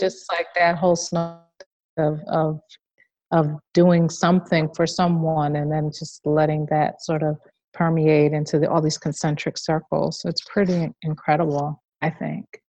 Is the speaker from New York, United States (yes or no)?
yes; New York City, New York, United States; I grew up in Queens